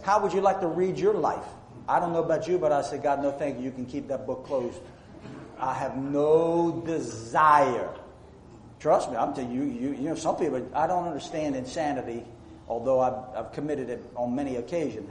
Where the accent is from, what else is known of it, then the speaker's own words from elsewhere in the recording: United States; I say this as an American who's proud of being an American